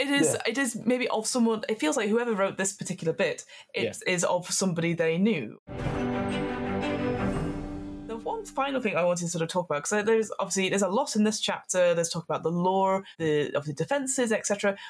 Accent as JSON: {"language": "English", "country": "United Kingdom", "said": "I'm very British"}